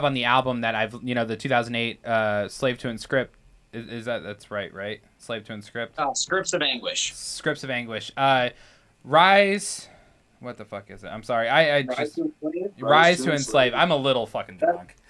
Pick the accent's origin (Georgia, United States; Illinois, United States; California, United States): Illinois, United States; Danville; now in Dubuque, United States; Riley and I are not originally from Iowa at all. Like, we're from Illinois. Okay. We come from a town called Danville.